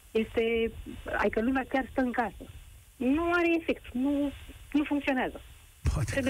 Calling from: Bucharest, Romania; eu sunt din București

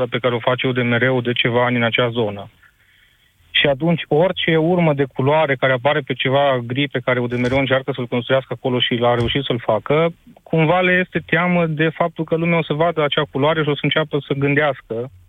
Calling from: Timișoara, Timiș County, Romania; sunt de la Timișoara.

